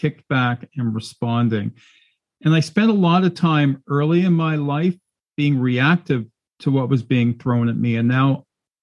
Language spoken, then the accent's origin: English; Canada; as a Canadian